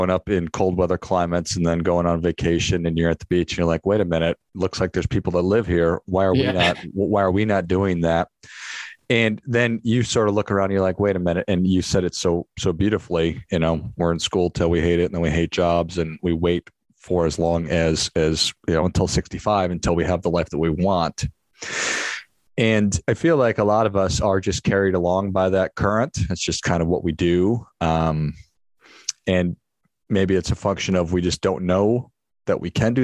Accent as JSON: {"language": "English", "region": "Midwest", "country": "United States", "tie": "born or raised there", "said": "growing up in the Midwest"}